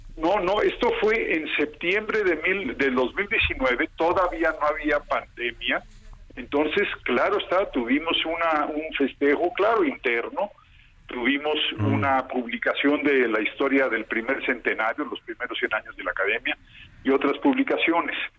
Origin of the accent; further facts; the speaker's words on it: Mexico; Nosotros somos mexicanos